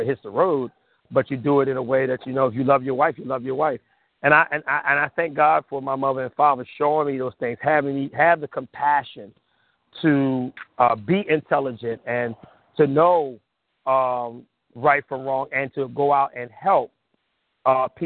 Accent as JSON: {"language": "English", "town": "Compton", "region": "California", "country": "United States", "tie": "born or raised there", "also_born_or_lived": "Watts, California", "said": "I grew up in Southern California"}